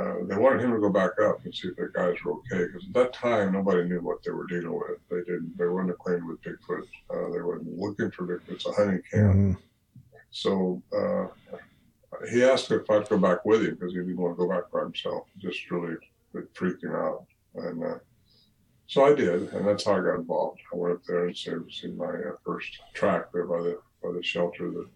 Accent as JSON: {"language": "English", "region": "California", "country": "United States", "tie": "born or raised there", "said": "my hometown in California"}